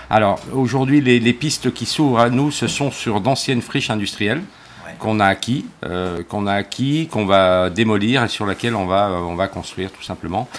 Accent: Jura, Bourgogne-Franche-Comté, France; moved away; also born or lived in Brittany; je suis né dans le Jura

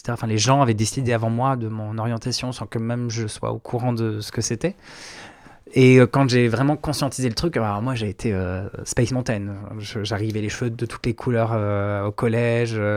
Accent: Provence-Alpes-Côte d'Azur, France; also born or lived in Brittany; J'ai grandi un peu partout. J'ai un père qui, était militaire, donc euh, j'ai un peu fait le tour de la France. Euh, Bretagne, Réloire, Camargue, surtout la Camargue. J'ai fait 10 ans en Camargue.

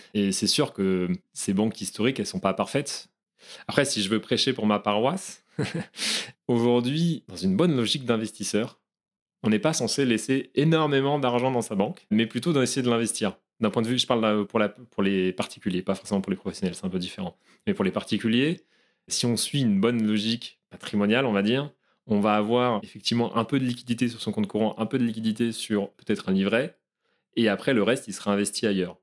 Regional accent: Brittany, France; je suis breton d'origine

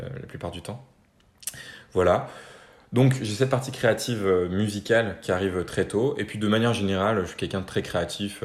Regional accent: Normandy, France; je viens de Normandie. j'ai grandi en Normandie, euh, en campagne

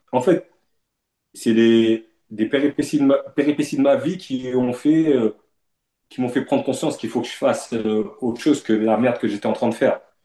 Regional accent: Le Havre, Normandy, France; moved away as an adult; j'ai grandi au Havre, dans un quartier du Havre

